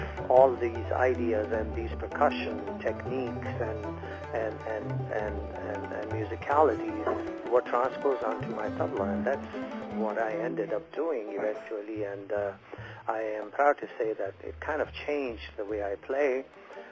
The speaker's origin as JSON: {"language": "English", "country": "India", "tie": "born or raised there", "moved": "as an adult", "said": "growing up in India"}